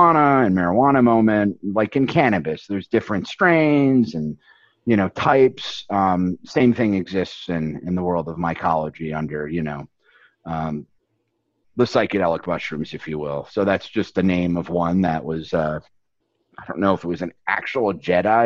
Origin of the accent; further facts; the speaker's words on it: Upper Peninsula of Michigan, United States; moved away; also born or lived in Chicago; it's hard to say I'm from Michigan or even use Michigan, because it's the Upper Peninsula of Michigan.